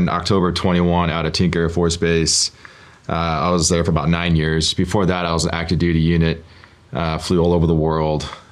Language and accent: English; Oregon, United States; I grew up in Oregon. Um, my, I lived there my entire life